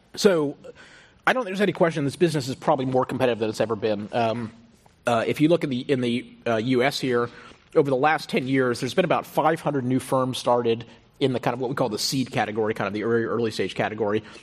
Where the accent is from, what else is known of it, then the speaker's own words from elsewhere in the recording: Houston, Texas, United States; moved away; also born or lived in Stanford; I grew up in Houston.